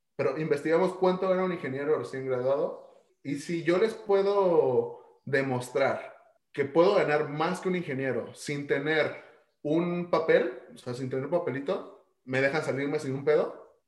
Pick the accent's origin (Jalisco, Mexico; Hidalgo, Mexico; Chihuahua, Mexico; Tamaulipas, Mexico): Chihuahua, Mexico; Ciudad Juárez; soy mexicano